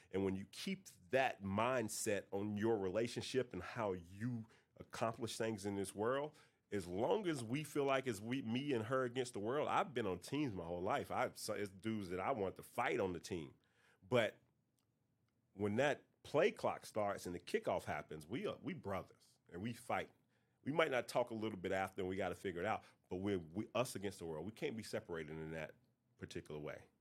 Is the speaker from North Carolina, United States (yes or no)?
yes; North Carolina, United States; I'm from North Carolina